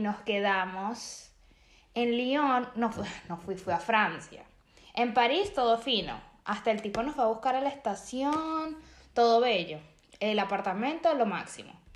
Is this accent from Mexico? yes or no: no; Venezuela; moved away; yo soy de Venezuela